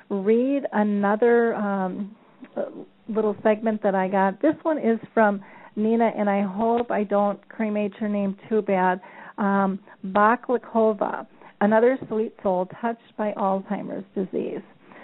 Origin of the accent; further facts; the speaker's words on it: Czechia; English is a second language; I'm from the Czech Republic, and here in our country, it's very unusual to speak openly about dementia.